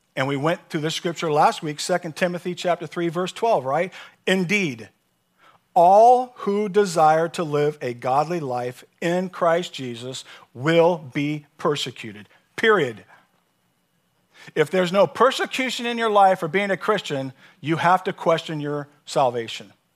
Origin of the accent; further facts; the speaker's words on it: San Diego, California, United States; moved away; also born or lived in Kentucky; I'm from San Diego